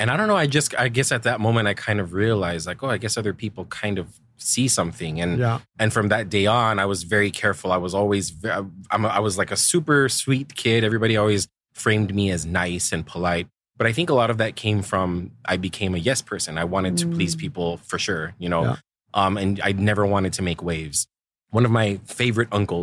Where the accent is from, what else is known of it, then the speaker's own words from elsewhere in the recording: El Paso, Texas, United States; moved away as an adult; I was born into like the far west of Texas, right? A place called El Paso